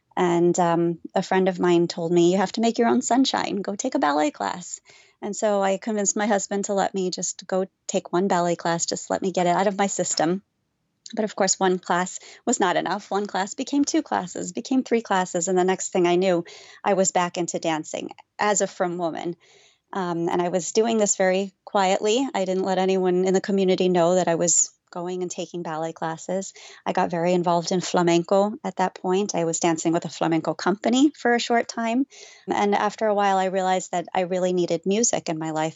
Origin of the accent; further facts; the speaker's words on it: Las Vegas, Nevada, United States; moved away; growing up in Las Vegas, there was really no Orthodox Judaism until Chabad came